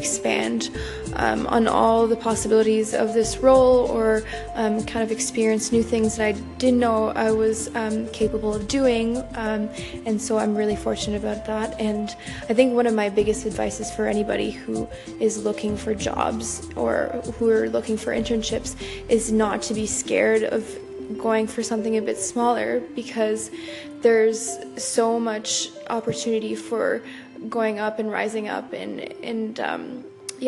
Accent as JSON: {"language": "English", "town": "Ottawa", "region": "Ontario", "country": "Canada", "said": "I'm from Ottawa, capital of Canada"}